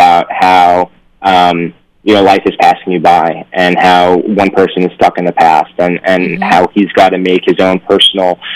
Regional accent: New York, United States; moved away as an adult; now in Los Angeles, United States; I'm originally from New York. I moved out to L.A.

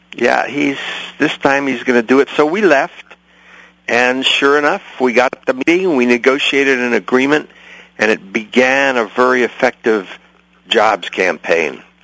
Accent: San Francisco, California, United States; also born or lived in New York; I'm, I'm from San Francisco originally

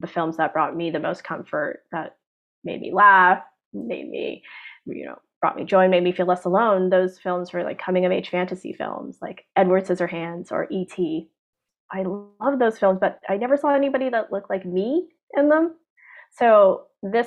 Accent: Hong Kong; when I was growing up in Hong Kong

